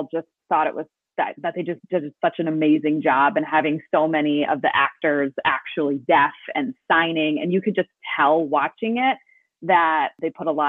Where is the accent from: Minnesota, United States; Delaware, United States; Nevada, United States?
Minnesota, United States; Bloomington; moved away; I lived Minneapolis adjacent. So I grew up in Bloomington